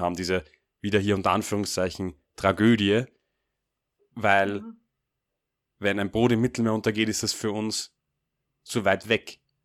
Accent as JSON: {"language": "German", "country": "Austria", "said": "Als Österreicher"}